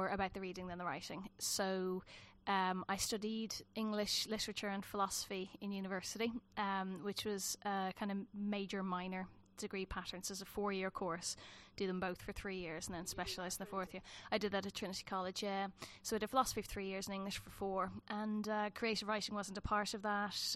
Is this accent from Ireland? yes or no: yes; Dublin, Leinster, Ireland; moved away as an adult; also born or lived in south of Ireland; now in England; I grew up in Dublin, more or less. We lived in the further south in Ireland until I was about four, and then we moved to Dublin